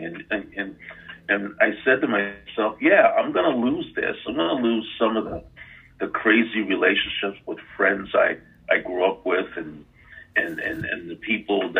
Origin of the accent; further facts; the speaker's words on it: New York City, New York, United States; I grew up in New York City